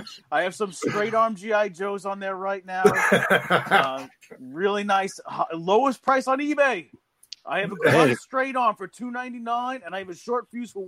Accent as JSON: {"language": "English", "town": "New York City", "region": "New York", "country": "United States", "tie": "born or raised there", "said": "growing up in New York City"}